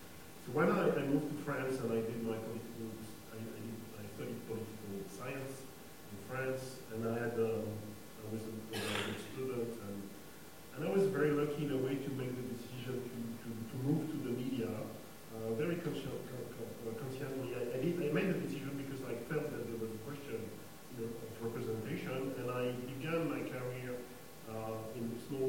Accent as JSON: {"language": "English", "country": "Mali", "tie": "born or raised there", "said": "When I was born in Africa, I spent my childhood in Africa. So from the very beginning, to me, all these questions of race, relations, background were mixed, because I remember I was born in Mali"}